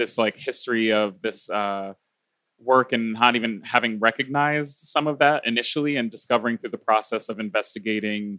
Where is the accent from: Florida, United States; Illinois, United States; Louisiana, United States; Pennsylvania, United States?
Pennsylvania, United States; Philadelphia; I was raised Baptist Christian in Philadelphia, Pennsylvania